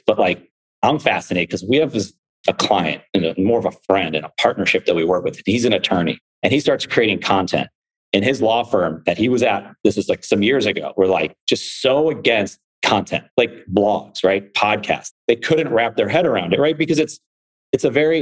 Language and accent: English; Buffalo, New York, United States; I'm from Buffalo